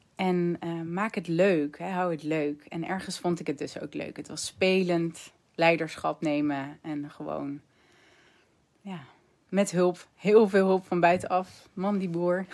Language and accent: Dutch; Netherlands; als Nederlanders